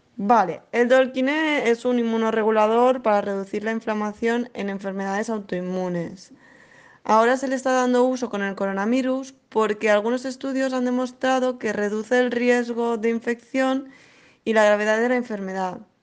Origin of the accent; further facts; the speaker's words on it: Barcelona, Catalonia, Spain; soy de Barcelona